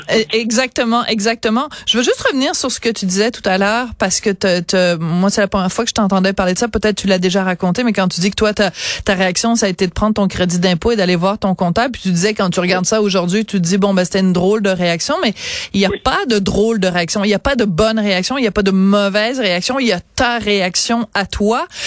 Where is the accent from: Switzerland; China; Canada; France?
Canada; Montreal, Quebec; soit chez nous à Montréal.